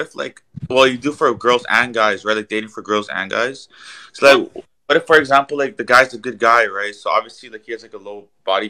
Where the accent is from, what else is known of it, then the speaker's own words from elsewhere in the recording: Toronto, Ontario, Canada; I'm from Toronto